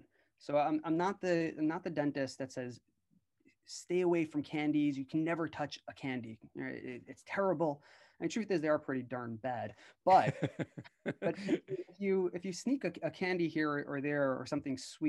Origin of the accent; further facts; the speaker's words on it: New York, United States; I was born and raised in New York